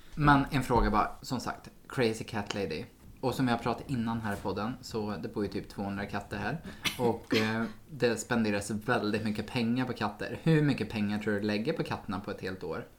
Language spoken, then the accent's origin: Swedish; Sweden; som svensk